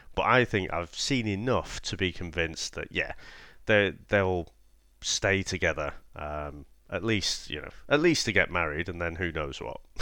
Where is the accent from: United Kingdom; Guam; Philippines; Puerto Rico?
United Kingdom; being quite British